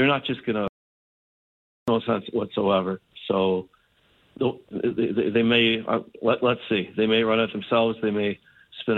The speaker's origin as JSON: {"language": "English", "country": "Canada", "said": "as a Canadian"}